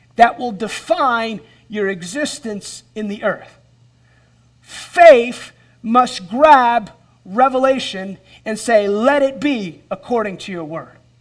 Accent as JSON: {"language": "English", "country": "United States", "said": "as an American believer"}